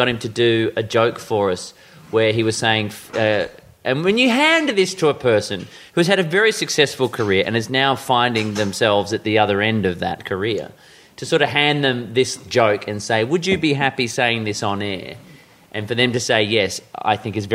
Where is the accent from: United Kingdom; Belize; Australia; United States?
Australia; Perth, Western Australia; I grew up in Perth